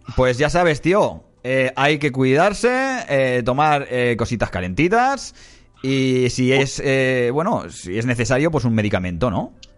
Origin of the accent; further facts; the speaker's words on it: Barcelona, Catalonia, Spain; also born or lived in Badalona; soy de Barcelona